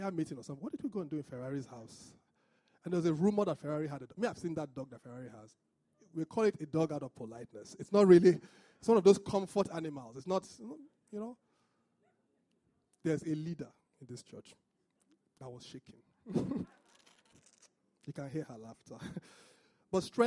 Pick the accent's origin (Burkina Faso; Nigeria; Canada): Nigeria; Benin City, Edo; I'm from Benin, which is not exactly Niger Delta.